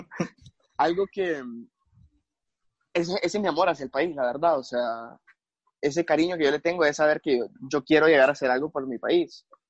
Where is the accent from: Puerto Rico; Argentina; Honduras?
Honduras; yo siendo un hondureño, yo la verdad es que quiero mucho mi país